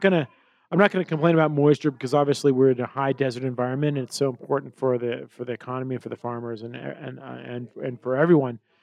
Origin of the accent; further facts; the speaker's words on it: Colorado, United States; growing up in Colorado and being in the mountain environment